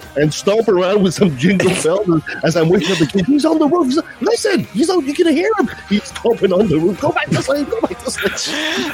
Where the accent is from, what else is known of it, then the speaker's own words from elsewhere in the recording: Canada; I'm French Canadian